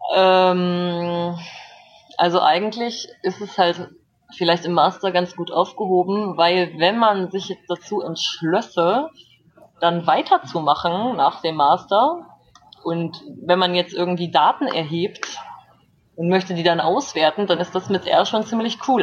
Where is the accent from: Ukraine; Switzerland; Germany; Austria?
Germany; moved away as an adult; now in South Korea; als Deutscher ohne Visum einfach einreisen kann